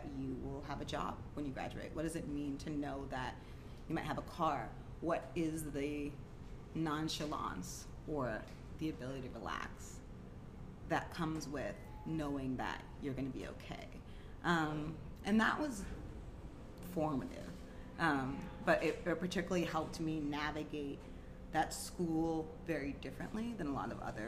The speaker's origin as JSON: {"language": "English", "town": "Cornwall", "region": "New York", "country": "United States", "tie": "born or raised there", "also_born_or_lived": "Massachusetts", "moved": "yes", "lives_now": "Portland, United States", "said": "Cornwall, New York, which is where we moved back to New York from Massachusetts when I was about, I guess, going into the 7th grade"}